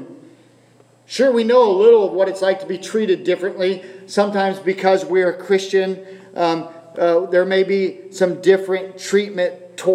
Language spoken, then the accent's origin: English; United States; being American